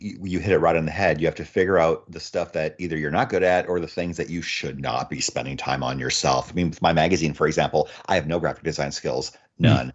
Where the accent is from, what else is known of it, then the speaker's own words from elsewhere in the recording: Iowa, United States; now in Arizona, United States; I grew up in Iowa where it snows all the time. And I moved to Arizona in ninety-six